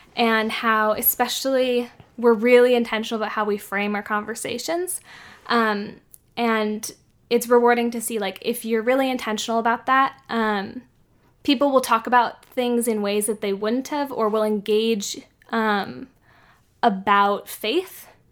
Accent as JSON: {"language": "English", "town": "San Francisco", "region": "California", "country": "United States", "tie": "born or raised there", "said": "I grew up in San Francisco"}